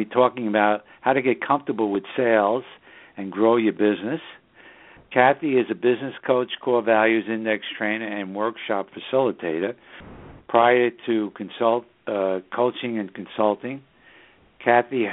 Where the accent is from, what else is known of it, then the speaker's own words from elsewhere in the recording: New York City, New York, United States; now in Southern Hudson Valley, United States; that's just the northern suburbs of New York City, my hometown